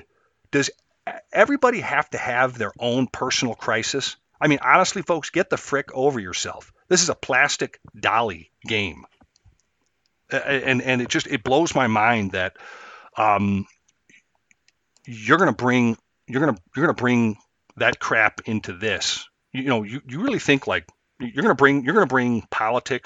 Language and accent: English; Chicago, Illinois, United States; I grew up in and around Chicago, streets mostly